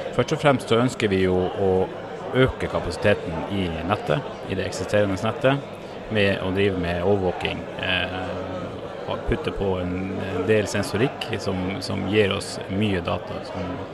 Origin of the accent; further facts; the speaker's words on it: Norway; jeg ble født på Lopphavet. Okay. I en leggeskyssbåt på vei til Hamar sykehus